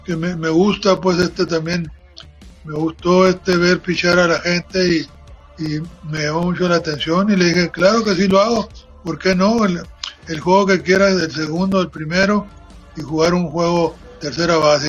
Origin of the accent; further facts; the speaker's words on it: Guaymas, Sonora, Mexico; also born or lived in Santa Rosalía, Baja California Sur; yo soy de Santa Rosalía. Nos vinimos a, aquí a Guaymas a, pues, a buscar otras cosas mejores. Yo tenía nueve años cuando recién llegué a, Guaymas